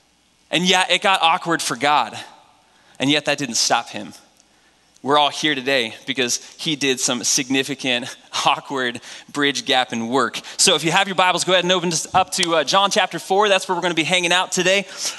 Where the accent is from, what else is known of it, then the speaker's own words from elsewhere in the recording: New England, United States; Last thing I learned is that I'm from the New England Patriots territory. We love our pro football up there.